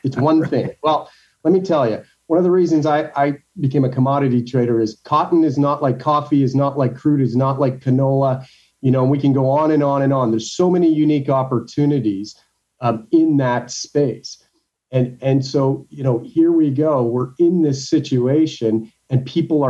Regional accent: Canada; I'm a Canadian

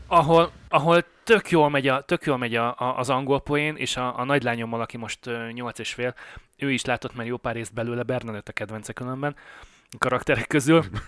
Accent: Budapest, Hungary; moved away as an adult; now in Canada; én Pesten nőttem föl

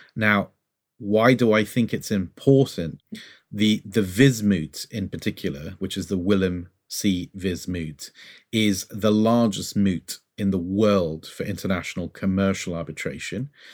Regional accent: Brazil; now in United Kingdom; I'm originally from Brazil

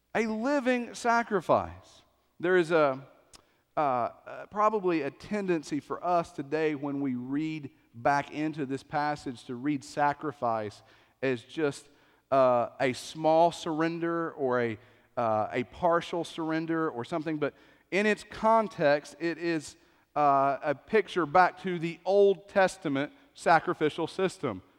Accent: East Tennessee, United States; I grew up in East Tennessee

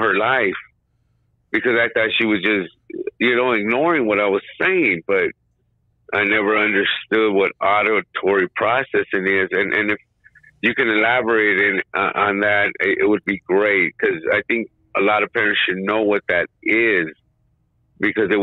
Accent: Highland Park, United States; I grew up in Highland Park

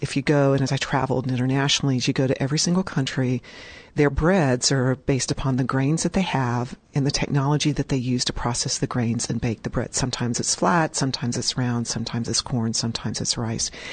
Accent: Richmond, Indiana, United States; I was in first grade at St. Mary's School in Richmond, Indiana

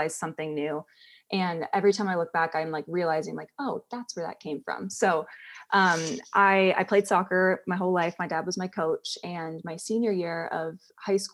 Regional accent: Columbus, Ohio, United States; moved away as an adult; also born or lived in England; now in Kentucky, United States; I was born in England. And then my parents moved to America when I was 4. I grew up in Columbus, Ohio.

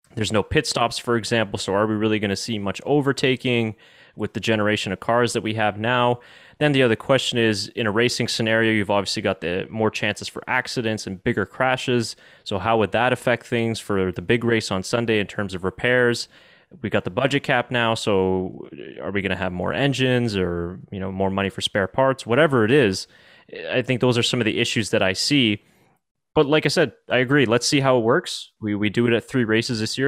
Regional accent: Canada; us as as Canadian F1 fans

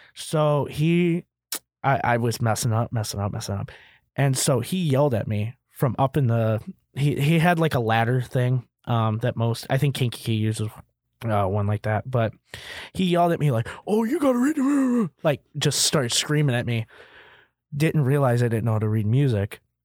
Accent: Kankakee, Illinois, United States; born or raised there

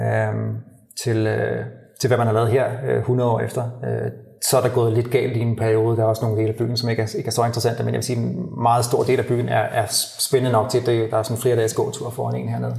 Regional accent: Copenhagen, Capital Region of Denmark, Denmark; moved away as an adult; now in Valencia, Spain; hjemme i København i, i november, december, i Danmark

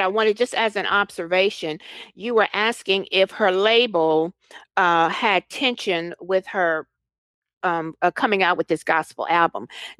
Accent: Texas, United States; I'm from Texas

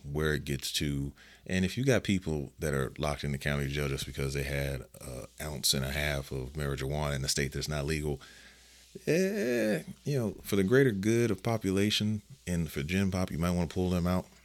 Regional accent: Las Vegas, Nevada, United States; this is my hometown

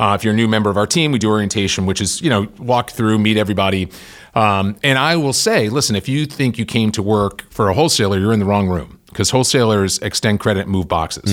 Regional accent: Worcester, Massachusetts, United States; I grew up in Worcester, Mass

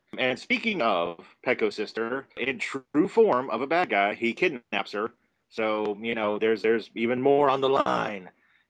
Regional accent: New York, United States; I'm from New York.

